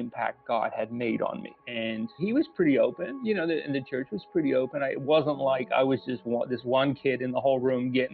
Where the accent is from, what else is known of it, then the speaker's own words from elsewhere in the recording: South East England, United Kingdom; moved away; I grew up in a small town in the southeast of England